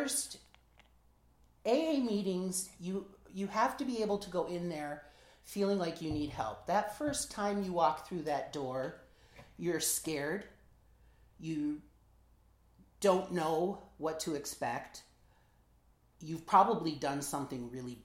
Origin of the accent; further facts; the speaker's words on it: Michigan, United States; we're both from Michigan